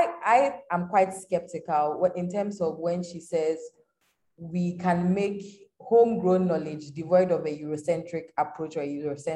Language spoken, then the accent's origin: English; Ghana; growing up in Ghana